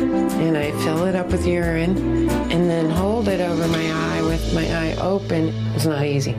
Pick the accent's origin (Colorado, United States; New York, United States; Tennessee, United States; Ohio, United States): Colorado, United States; Colorado Springs; I'm 53 years old. I'm from Colorado Springs, Colorado